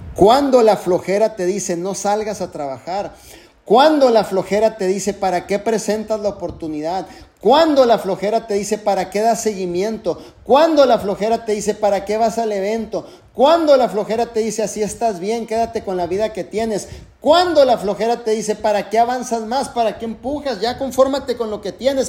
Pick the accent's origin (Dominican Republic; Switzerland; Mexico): Mexico; Tijuana, Baja California; yo soy mexicano. Nací en Tijuana, Baja California